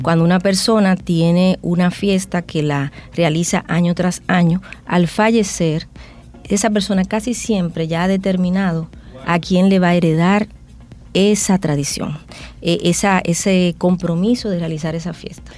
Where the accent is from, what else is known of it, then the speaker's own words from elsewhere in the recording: Dominican Republic; lo que somos como dominicanos